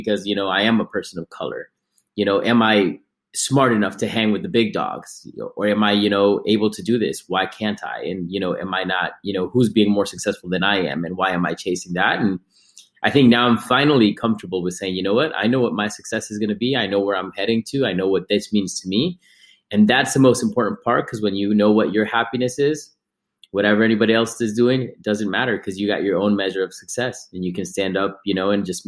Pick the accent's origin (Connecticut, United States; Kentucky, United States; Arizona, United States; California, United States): Connecticut, United States; also born or lived in Ecuador; now in Oregon, United States; I was born in Connecticut